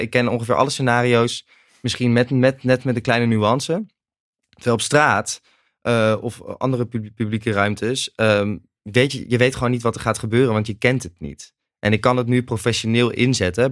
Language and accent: Dutch; Nijmegen, Gelderland, Netherlands; Ik kom uit Nijmegen en ik ging ook in Nijmegen studeren in het eerste jaar